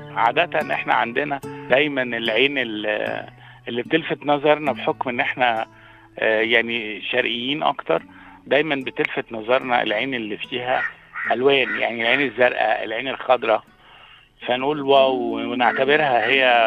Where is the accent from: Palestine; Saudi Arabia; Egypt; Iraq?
Egypt; Helwan, Cairo Governorate; أنا كنت من مواليد ضاحية آه، هي ضاحية حلوان